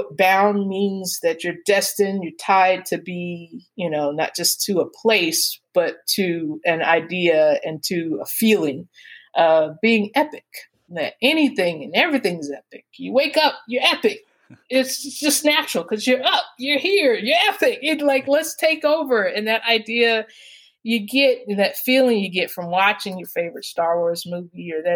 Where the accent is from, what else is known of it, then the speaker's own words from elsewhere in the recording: Atlanta, Georgia, United States; I'm from Atlanta